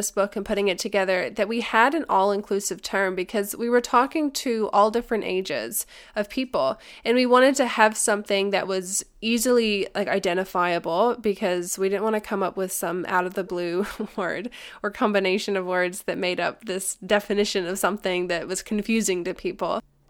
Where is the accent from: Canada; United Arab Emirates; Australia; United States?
United Arab Emirates; Dubai; the second culture for me is that I grew up in Dubai in the UAE as a kid